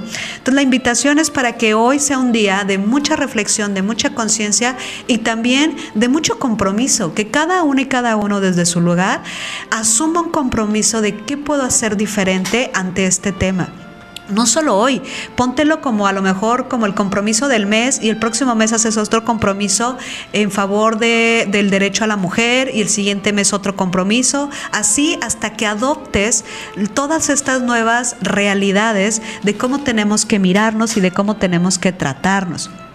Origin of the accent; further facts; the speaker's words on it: Veracruz, Mexico; moved away; soy de Veracruz